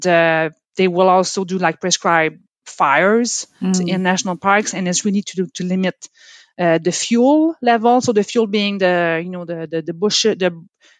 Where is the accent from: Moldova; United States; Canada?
Canada; Quebec; accent: French; first language French; English is a second language; now in Dartmouth, Canada; I'm from Quebec. So my mother tongue is French, from Quebec